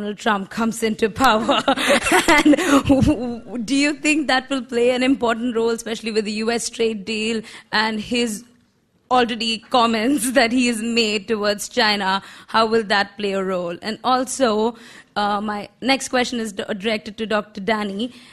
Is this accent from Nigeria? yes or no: no; India; I'm from India.